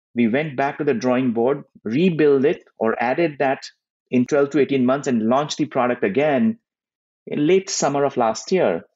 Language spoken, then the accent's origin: English; India; moved away as an adult; now in United States; as a kid growing up in India